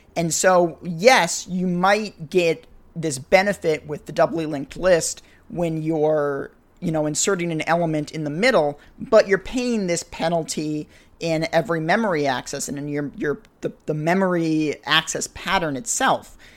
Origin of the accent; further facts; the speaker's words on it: New England, United States; New England where I grew up